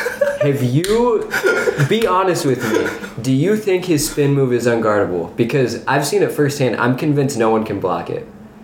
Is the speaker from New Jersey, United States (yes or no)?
no; Spokane, Washington, United States; Spokane, Washington, my hometown, my favorite place